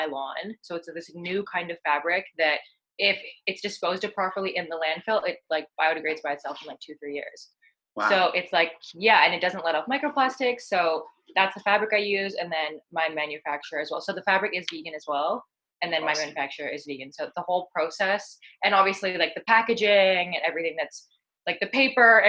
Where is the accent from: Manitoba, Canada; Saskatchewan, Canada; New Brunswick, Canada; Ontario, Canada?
Ontario, Canada; Ottawa; moved away as an adult; now in British Columbia, Canada; I was born and raised in Ottawa, Ontario